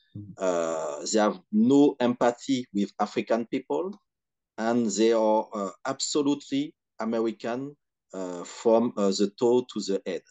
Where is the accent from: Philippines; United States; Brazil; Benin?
Benin; Cotonou, Littoral; now in France; I was raised and I grew in Benin, in Cotonou